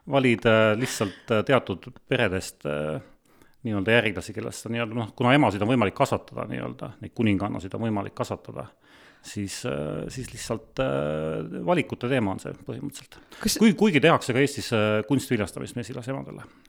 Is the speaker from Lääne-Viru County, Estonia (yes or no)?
no; Sangaste, Valga County, Estonia; ma olen tegelikult Sangasest pärit